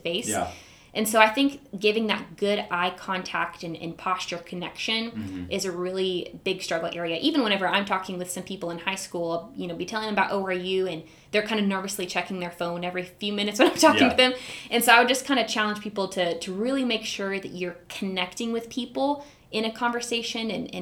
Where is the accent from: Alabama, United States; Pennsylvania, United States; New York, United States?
Alabama, United States; Huntsville; moved away as an adult; now in Tulsa, United States; I am originally from Huntsville, Alabama.